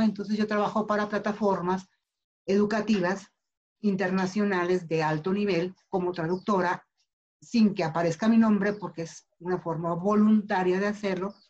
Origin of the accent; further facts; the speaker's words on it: Mexico City, Mexico; nací en la Ciudad de México, vivo en la Ciudad de México